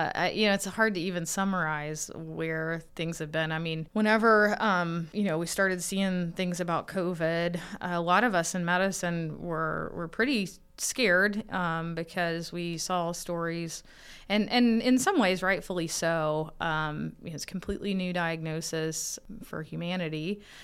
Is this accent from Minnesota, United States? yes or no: no; Kentucky, United States; Yeah, Kentucky. So northeastern Kentucky, where Ohio and West Virginia and Kentucky come together.